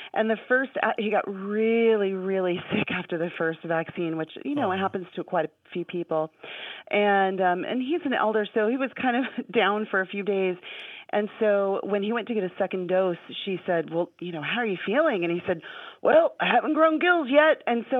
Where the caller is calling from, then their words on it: Anchorage, Alaska, United States; I'm calling from Anchorage, Alaska, and I am so happy to be talking to you guys.